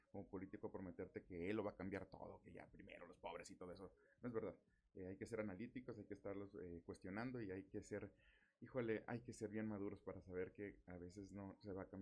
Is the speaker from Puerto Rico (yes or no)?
no; Mexico; no podemos como mexicanos pues, estar pensando que la solución a nuestros problemas está en una sola persona